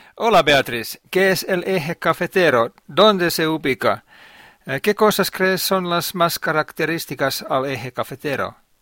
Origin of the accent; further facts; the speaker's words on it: Finland; Spanish is a second language; mi país, Finlandia